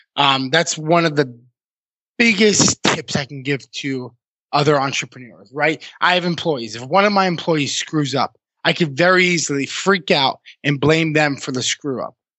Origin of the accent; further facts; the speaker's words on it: Massachusetts, United States; moved away as an adult; also born or lived in Vermont; I grew up in Massachusetts, but I spent you know my early to mid 20s in Vermont.